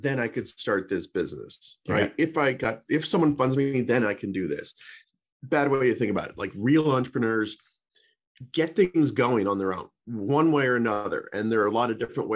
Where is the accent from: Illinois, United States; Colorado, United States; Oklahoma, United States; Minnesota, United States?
Colorado, United States; Boulder; moved away as an adult; also born or lived in Santa Clara, California; now in Marin County, United States; I grew up in Boulder, Colorado, great little town, and wanted to go to the West Coast